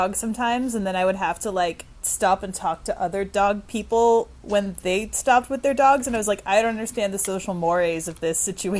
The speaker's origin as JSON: {"language": "English", "town": "Windsor", "region": "Ontario", "country": "Canada", "tie": "born or raised there", "moved": "yes", "lives_now": "Toronto, Canada", "said": "I grew up in Windsor"}